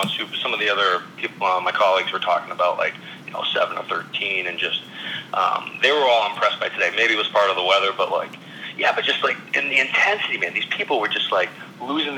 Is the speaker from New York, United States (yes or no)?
no; Fitchburg, Massachusetts, United States; I was from Fitchburg